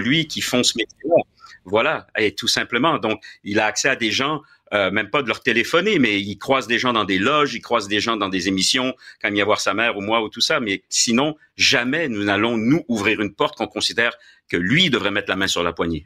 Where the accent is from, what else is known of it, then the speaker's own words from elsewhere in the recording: Quebec, Canada; moved away as an adult; also born or lived in France / Paris, France; je suis né en France, de parents français, tout ça, bien sûr, comme toi d'ailleurs. Mais par contre, je suis, comme toi d'ailleurs, un Québécois tricoté, euh, tricoté ici.